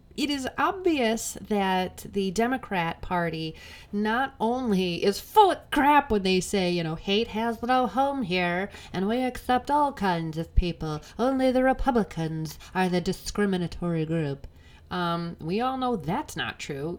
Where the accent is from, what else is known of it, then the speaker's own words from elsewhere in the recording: Illinois, United States; I'm from Illinois